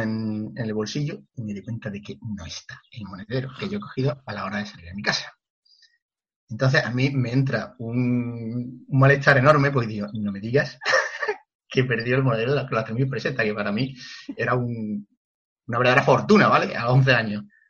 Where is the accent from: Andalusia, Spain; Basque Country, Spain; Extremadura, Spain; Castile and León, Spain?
Andalusia, Spain; La Palma del Condado; en mi pueblo, que es La Palma del Condado